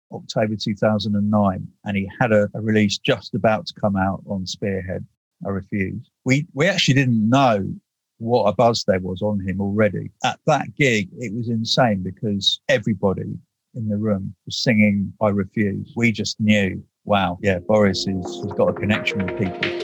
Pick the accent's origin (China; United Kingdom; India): United Kingdom; being British